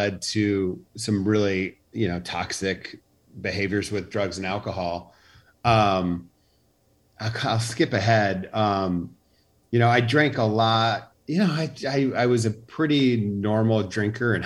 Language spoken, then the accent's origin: English; Charlotte, North Carolina, United States; also born or lived in Chicago, Illinois; I grew up in Chicago till I was 9, and then we moved to Charlotte, North Carolina